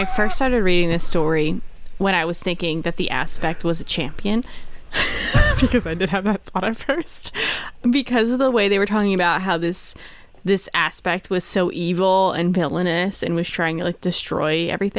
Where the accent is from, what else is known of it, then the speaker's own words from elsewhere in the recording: New Jersey, United States; I'm from Jersey.